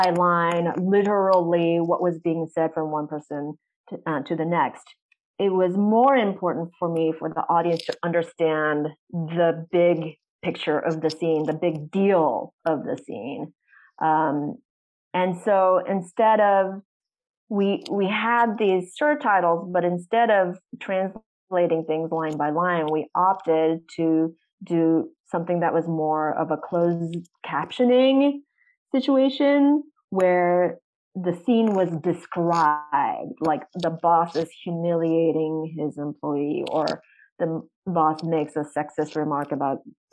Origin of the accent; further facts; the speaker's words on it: United States; my particular perspective as an American artist